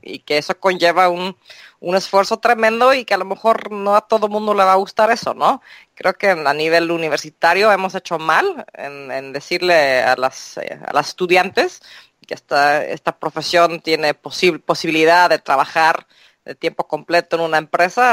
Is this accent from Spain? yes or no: no; Mexico; yo me crié en México